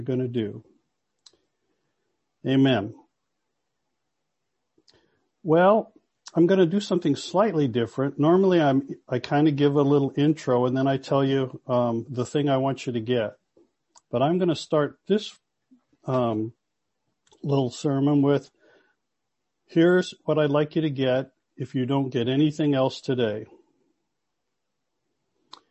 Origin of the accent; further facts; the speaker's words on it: Los Angeles, California, United States; now in Toronto, Canada; I'm from Los Angeles